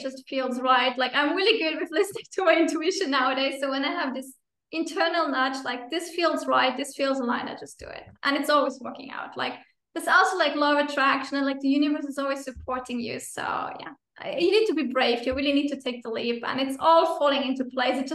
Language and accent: English; Luxembourg; moved away as an adult; also born or lived in Finland / Brazil; I'm originally from Luxembourg. I'm again living in Luxembourg, but I also lived 8 years in Finland, and then for almost 5 years in Brazil